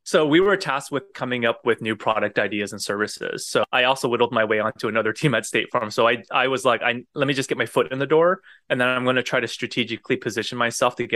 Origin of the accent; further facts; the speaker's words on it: United States; born there; And because I was born in the States, I think that probably helped with me getting the role.